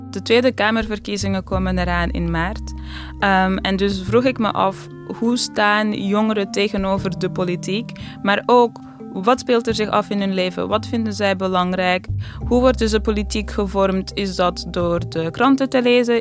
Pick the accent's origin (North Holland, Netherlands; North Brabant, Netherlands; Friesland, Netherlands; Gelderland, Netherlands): North Holland, Netherlands; Amsterdam; als iemand uit Amsterdam heb ik het idee